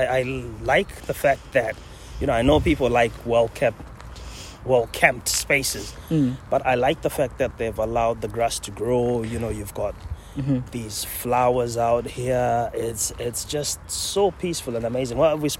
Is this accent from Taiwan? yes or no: no; Zimbabwe; now in Scotland; I'm from Zimbabwe originally, but now I'm the most Scottish man alive.